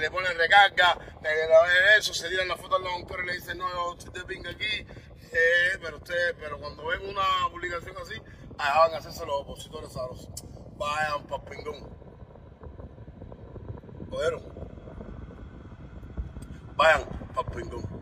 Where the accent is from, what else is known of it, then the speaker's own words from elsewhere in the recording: Cuba; Yo soy de Cuba, papo.